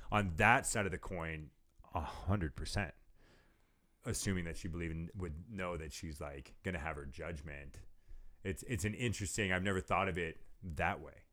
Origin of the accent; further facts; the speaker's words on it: California, United States; moved away; I'm from California